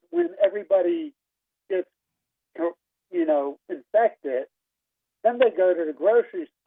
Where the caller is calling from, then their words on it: Kill Devil Hills, North Carolina, United States; Hi, I'm actually from Kill Devil Hills, North Carolina.